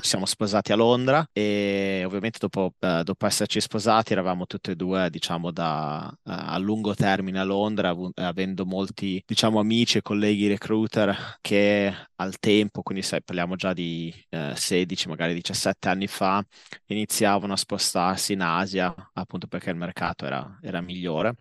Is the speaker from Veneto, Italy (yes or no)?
no; Modena, Emilia-Romagna, Italy; moved away as an adult; also born or lived in London; now in Tokyo, Japan; Io sono, uh, sono, originario di Modena, Ho, sono nato e cresciuto a Modena